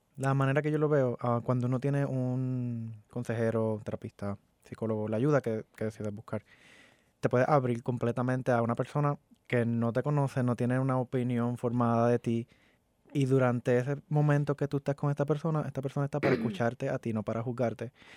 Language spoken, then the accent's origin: Spanish; Puerto Rico; moved away as an adult; now in Orlando, United States; yo vengo de Puerto Rico. Me mudé hace un año, siete meses y un tiempito más.